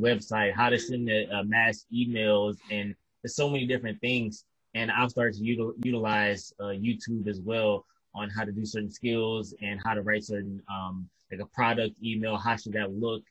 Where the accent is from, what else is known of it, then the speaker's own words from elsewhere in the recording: Detroit, Michigan, United States; also born or lived in Kalamazoo, Michigan; I'm from Detroit and I grew, grew up in Detroit pretty much my whole life until about the age of 17 or 18